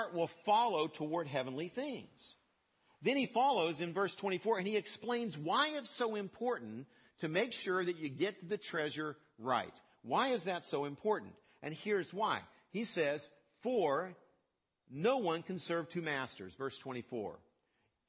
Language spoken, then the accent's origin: English; West Virginia, United States; I grew up in West Virginia